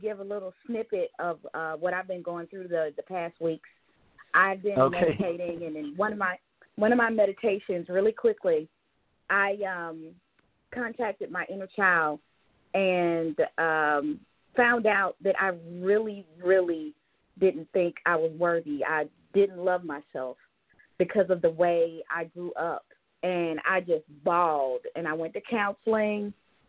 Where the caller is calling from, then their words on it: Georgia, United States; I'm calling from Georgia.